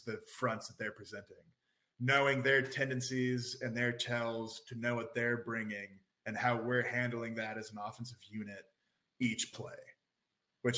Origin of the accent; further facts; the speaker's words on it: Florida, United States; moved away; we're from Florida